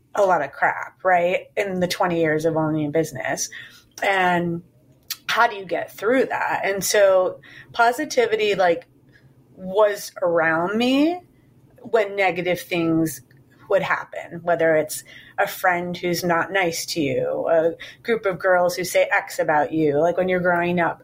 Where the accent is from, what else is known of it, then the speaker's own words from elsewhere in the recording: Chicago, Illinois, United States; moved away as an adult; now in New York, United States; I'm from Chicago and moved to New York in 1999